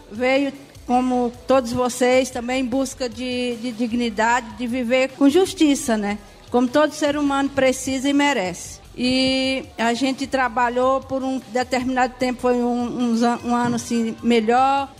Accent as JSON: {"language": "Portuguese", "region": "Ceará", "country": "Brazil", "moved": "as an adult", "lives_now": "São Leopoldo, Brazil", "said": "Eu não sou daqui do sul, eu sou cearense. Moro aqui há cinco anos."}